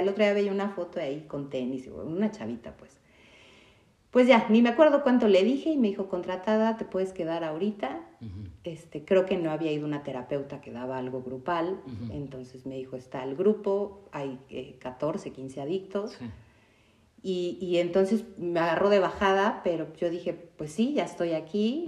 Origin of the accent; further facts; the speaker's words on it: Mexico City, Mexico; yo también soy de Ciudad de México